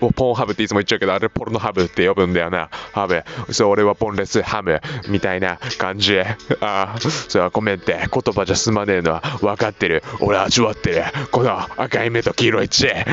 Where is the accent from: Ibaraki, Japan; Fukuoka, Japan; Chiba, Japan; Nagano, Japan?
Chiba, Japan; now in Suita, Japan; 俺の地元は時計だ。よ、わかるかこの名前。よ。千葉、千葉だぜ。ああ外房線。